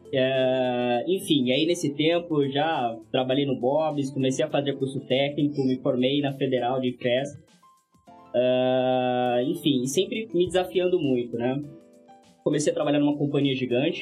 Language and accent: Portuguese; Guarulhos, São Paulo, Brazil; also born or lived in Franco da Rocha; sempre morei em Guarulhos, nasci em Franco da Roja